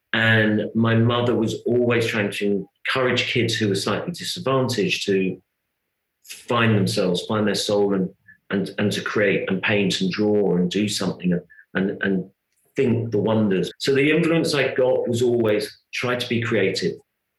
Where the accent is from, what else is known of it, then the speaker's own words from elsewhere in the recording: London, United Kingdom; I was brought up in North London, so I'd have Greek friends, I'd have Cypriot friends, Italian friends, Jewish friends, Indian friends.